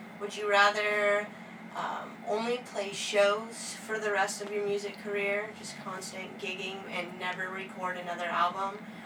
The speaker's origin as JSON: {"language": "English", "town": "Bremerton", "region": "Washington", "country": "United States", "tie": "born or raised there", "said": "I'm from Bremerton, which is really close. It's just a ferry ride from Seattle"}